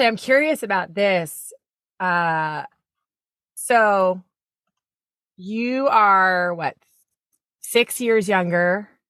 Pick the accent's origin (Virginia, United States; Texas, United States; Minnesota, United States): Virginia, United States; Warrenton; born there; It is, yeah. Oh. I was born in Warrenton, Virginia.